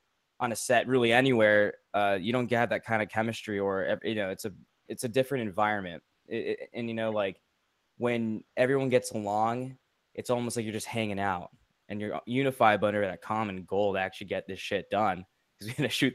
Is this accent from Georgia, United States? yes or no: yes; Atlanta, Georgia, United States; moved away as an adult; also born or lived in Coral Springs, Florida; now in Los Angeles, United States; I grew up in Atlanta